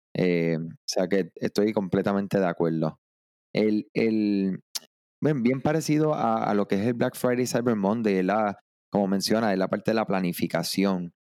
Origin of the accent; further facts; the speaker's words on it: Puerto Rico; yo soy de Puerto Rico